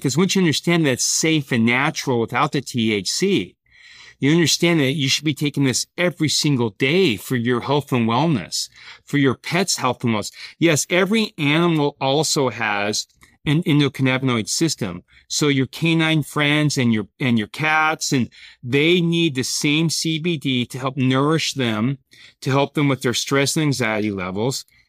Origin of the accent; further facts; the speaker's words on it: Boise, Idaho, United States; moved away as an adult; also born or lived in San Diego / Europe; I grew up playing sports in Boise, Idaho